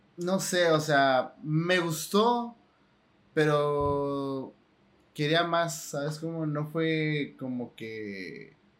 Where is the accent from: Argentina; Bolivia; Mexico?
Mexico; Tijuana, Baja California; cuando salgo de aquí de Tijuana, lo único que quiero también es regresar a Tijuana, porque pues es mi ciudad natal